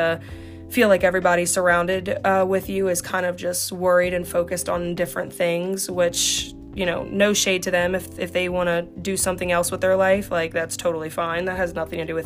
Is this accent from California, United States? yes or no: no; Slidell, Louisiana, United States; I stayed in Slidell